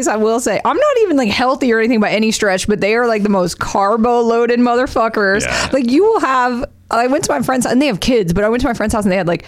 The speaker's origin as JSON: {"language": "English", "region": "the South", "country": "United States", "tie": "born or raised there", "moved": "as an adult", "lives_now": "Los Angeles, United States", "said": "Growing up in the South"}